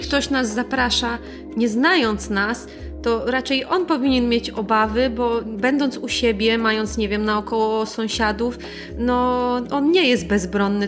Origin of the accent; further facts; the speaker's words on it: Poland; pochodzimy z innego kraju